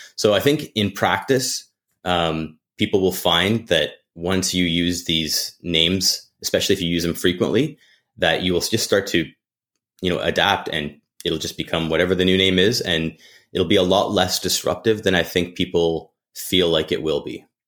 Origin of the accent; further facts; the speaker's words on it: Alberta, Canada; I grew up birding in Alberta